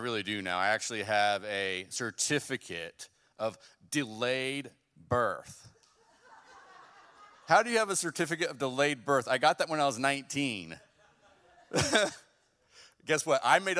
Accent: West Coast, United States; now in Bremen, United States; Well, like Pastor said, I am from the West Coast. I don't know if my voice gives away that much.

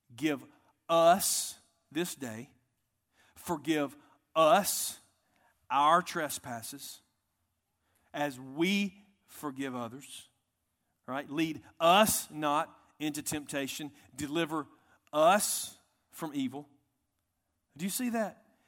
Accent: United States; I'm proud American

